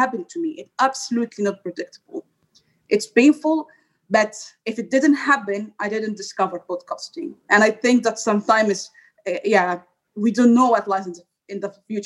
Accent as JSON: {"language": "English", "country": "Egypt", "moved": "as an adult", "lives_now": "Brussels, Belgium", "said": "I'm from Egypt, so when I was in faculty engineering, I was a top student."}